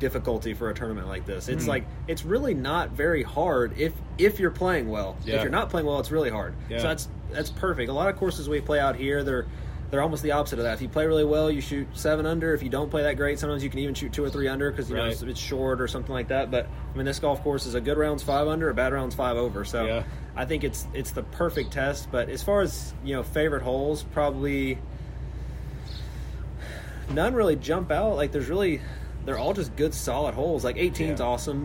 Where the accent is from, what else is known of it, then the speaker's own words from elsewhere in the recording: Olive Branch, Mississippi, United States; moved away; I grew up in Olive Branch right there.